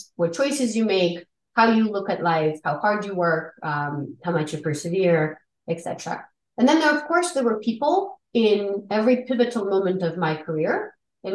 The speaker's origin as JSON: {"language": "English", "region": "Siberia", "country": "Russia", "tie": "born or raised there", "moved": "yes", "said": "I grew up in the former Soviet Union in Siberia, in the capital of Siberia"}